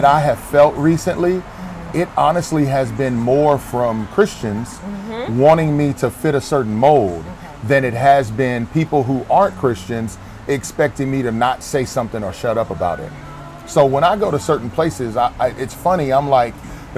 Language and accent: English; Houston, Texas, United States; moved away as an adult; also born or lived in Trinity, Texas / Dallas, Texas; I grew up in the Houston area